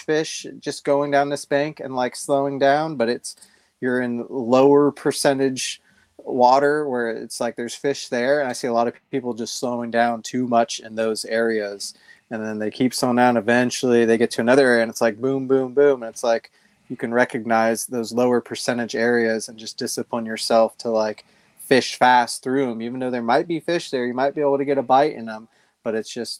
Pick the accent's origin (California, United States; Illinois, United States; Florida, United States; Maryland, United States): California, United States; moved away as an adult; now in Tennessee, United States; I grew up in California. I moved to Tennessee about 10 years ago